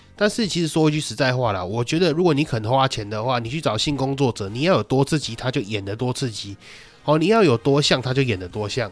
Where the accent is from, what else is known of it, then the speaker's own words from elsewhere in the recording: Taiwan; 我们台湾人